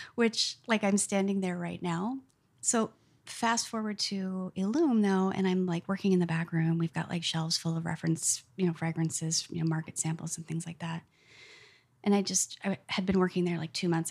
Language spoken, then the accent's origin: English; North Woods, United States; I grew up in the North Woods and was outside all the time